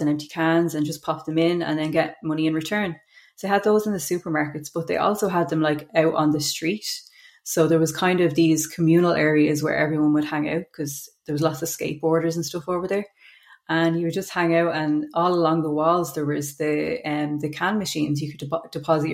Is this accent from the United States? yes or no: no; Dublin, Leinster, Ireland; I grew up in Mofew in Coolock. I left school before leaving cert